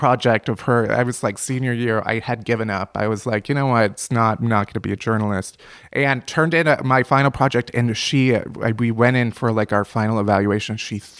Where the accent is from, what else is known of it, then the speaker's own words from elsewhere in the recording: Chicago, Illinois, United States; I grew up in Chicago. I went to Northwestern.